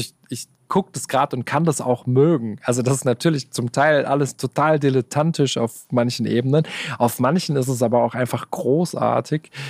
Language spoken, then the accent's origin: German; Gelsenkirchen, North Rhine-Westphalia, Germany; moved away as an adult; now in Stuttgart, Germany; ich äh, fühle mich in Gelsenkirchen noch sehr heimisch